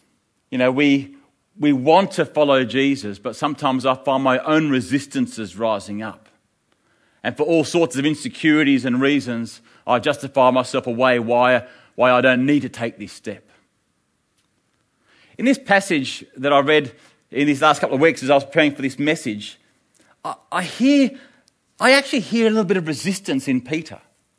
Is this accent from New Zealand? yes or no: yes; New Zealand; now in Africa; You know, we're from New Zealand, we've set it up here in Africa, and I'm thinking, a New Zealander, I can trust a New Zealander.